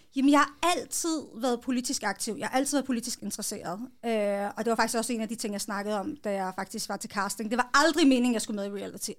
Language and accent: Danish; Hillerød, Capital Region of Denmark, Denmark; Jeg er født og opvokset i Hillerød, fireogtredive